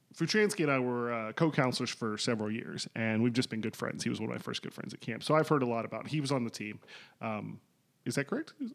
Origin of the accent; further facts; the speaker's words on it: Kentucky, United States; also born or lived in Indiana; Growing up in Kentucky, the Kentucky Wildcats are literally a religion